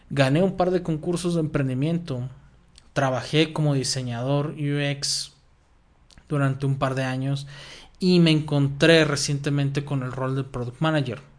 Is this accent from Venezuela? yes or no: no; Guadalajara, Jalisco, Mexico; soy de Guadalajara, en México.